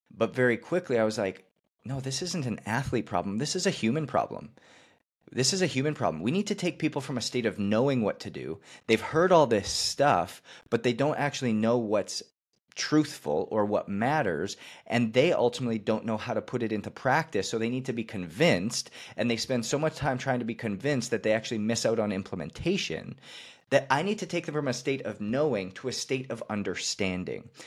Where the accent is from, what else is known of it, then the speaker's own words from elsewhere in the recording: Canada; I was playing hockey, growing up in Canada